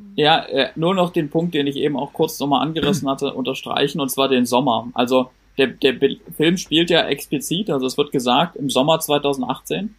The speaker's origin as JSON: {"language": "German", "region": "Berlin", "country": "Germany", "said": "ich bin der Einzige in der Runde, der hier aus Berlin kommt"}